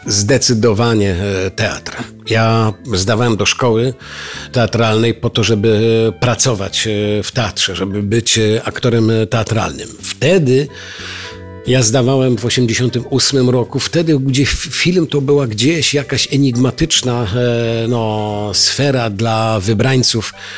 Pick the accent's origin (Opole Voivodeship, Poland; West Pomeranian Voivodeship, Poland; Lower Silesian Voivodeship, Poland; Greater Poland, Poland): Opole Voivodeship, Poland; Strzelce Opolskie; jestem młodym aktorem w małym mieście Strzelce Opolskie